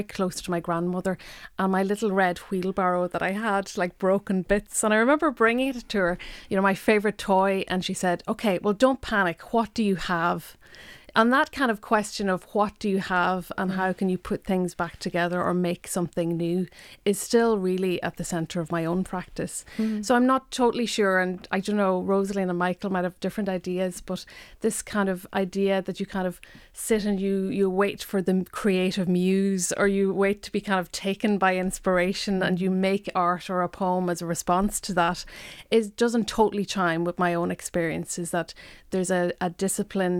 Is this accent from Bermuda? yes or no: no; Donegal Gaeltacht, Ulster, Ireland; first language Irish; English is a second language; moved away as an adult; also born or lived in Dublin; I grew up in the Donegal Gaeltacht. Irish was my first language.